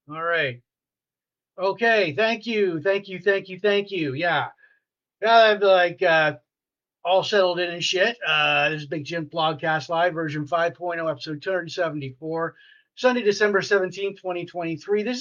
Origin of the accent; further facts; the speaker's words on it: Sarnia, Ontario, Canada; So I grew up in Sarnia.